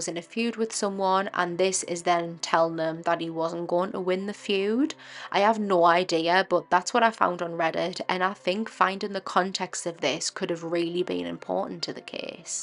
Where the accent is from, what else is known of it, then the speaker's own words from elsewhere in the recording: Durham, North East England, United Kingdom; I'm also from Durham, the area where this case happened